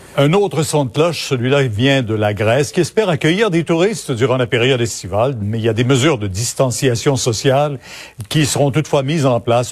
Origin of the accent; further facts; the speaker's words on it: Quebec, Canada; chez nous au Québec